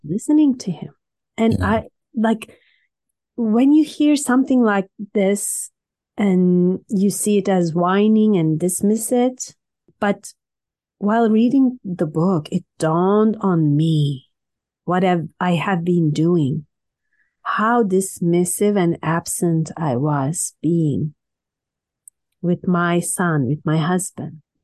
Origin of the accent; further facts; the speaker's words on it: Istanbul, Turkey; now in Canada; I was born in Turkey, Istanbul